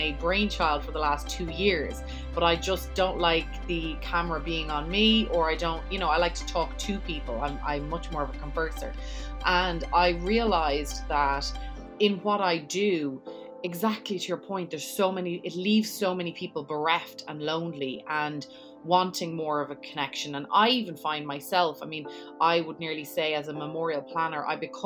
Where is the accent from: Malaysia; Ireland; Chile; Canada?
Ireland; Dublin, Leinster; moved away as an adult; now in New York, United States